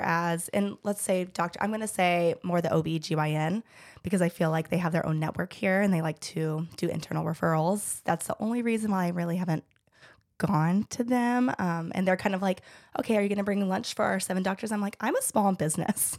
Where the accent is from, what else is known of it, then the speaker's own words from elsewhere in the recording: Georgia, United States; I am born and raised in Georgia